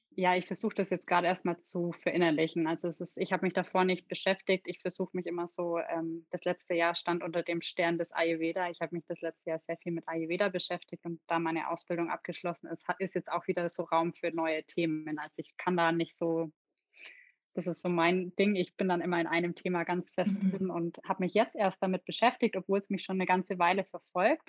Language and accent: German; Nördlingen, Bavaria, Germany; Ich bin in Nördlingen in Ries geboren